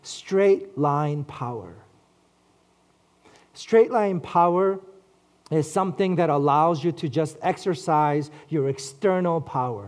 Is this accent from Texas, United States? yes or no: no; New York City, New York, United States; I grew up in Flushing, Queens